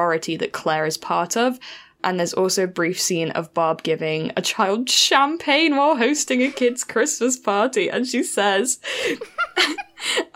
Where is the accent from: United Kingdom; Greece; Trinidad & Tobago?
United Kingdom; Midlands; I'm from the Midlands, bro. We're near Wales.